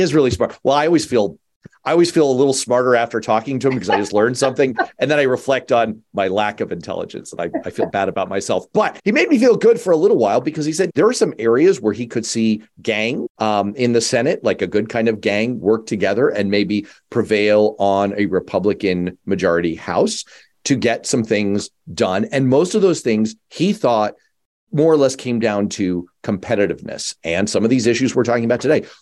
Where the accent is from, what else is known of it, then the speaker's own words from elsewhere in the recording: New York, United States; now in Massachusetts, United States; I was born in New York.